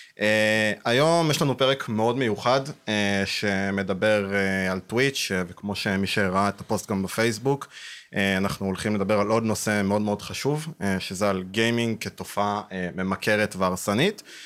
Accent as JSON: {"language": "Hebrew", "town": "Rehovot", "region": "Central District", "country": "Israel", "said": "אני מרחובות"}